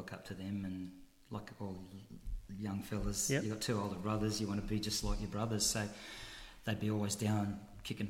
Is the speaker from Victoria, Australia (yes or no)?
no; Wollongong, New South Wales, Australia; I was born in Wollongong